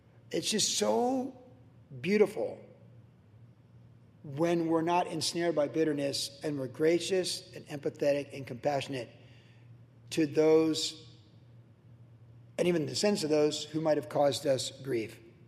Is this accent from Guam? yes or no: yes; Guam; also born or lived in Cleveland; Growing up in Guam, first, the Christmas almost bit my tongue off in Guam. I was 4 and 5. Kindergarten in Cleveland, I remember it really well.